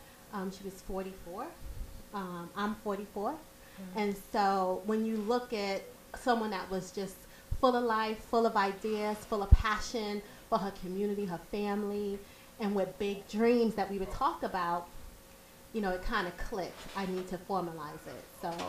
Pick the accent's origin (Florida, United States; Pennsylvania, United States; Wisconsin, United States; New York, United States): New York, United States; New York City; I'm from Brooklyn. What part? New York. Grew up in Prospect Heights.